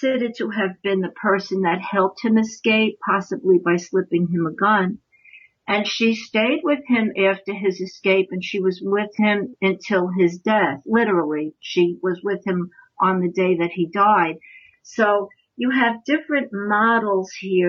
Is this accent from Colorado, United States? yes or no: no; New York, United States; I'm a New Yorker